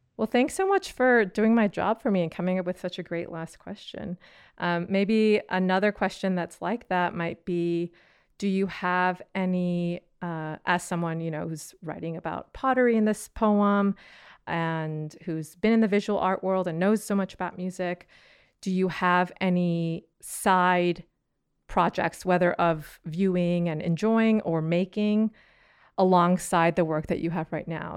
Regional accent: California, United States; I'm from California

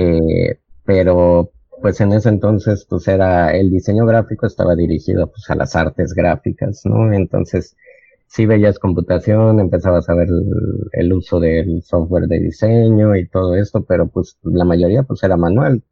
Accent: Cancún, Quintana Roo, Mexico; moved away as an adult; also born or lived in Mexico City; now in Mérida, Mexico; yo nací en el Distrito Federal, ahora Ciudad de México. Sí. y desde los 8, 7 años me fui a vivir a Cancún y de ahí pues vine a estudiar acá diseño gráfico y pues ya me quedé.

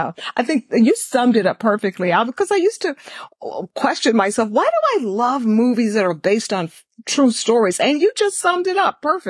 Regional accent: Texas, United States; moved away; I'm originally from Texas

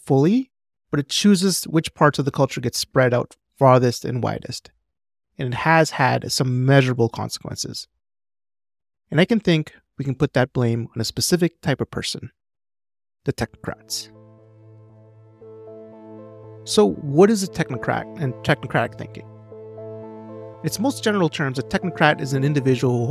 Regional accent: Edmonton, Alberta, Canada; in my hometown

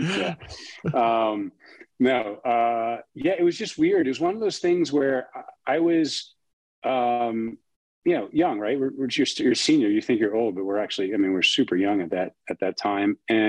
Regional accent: Long Island, New York, United States; moved away as an adult; also born or lived in Midwest; growing up on Long Island.

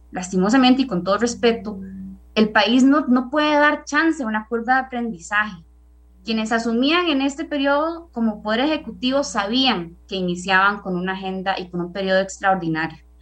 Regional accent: Naranjo, Alajuela, Costa Rica; yo soy de Naranjo

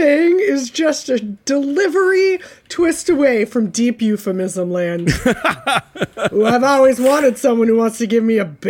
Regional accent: United States; accent: American; My accent is just horrifyingly American.

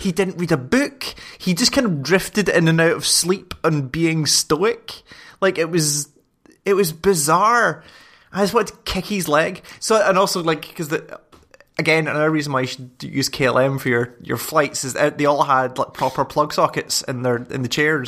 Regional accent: Scotland, United Kingdom; I'm Scottish and six foot three

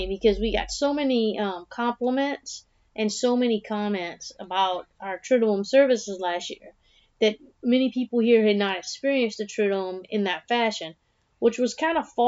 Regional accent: South Louisiana, United States; growing up in South Louisiana

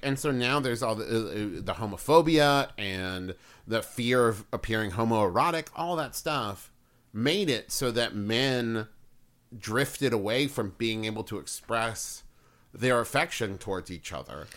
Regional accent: West Virginia, United States; now in Ohio, United States; growing up in West Virginia

